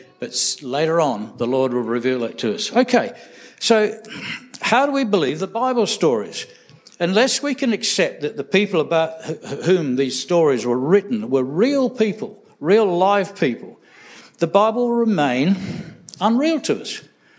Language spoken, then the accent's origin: English; England, United Kingdom; I came from England, and so I wrote to my dad